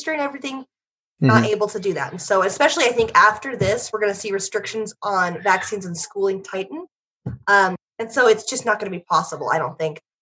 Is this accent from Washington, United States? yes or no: no; Oregon, United States; I was born in Oregon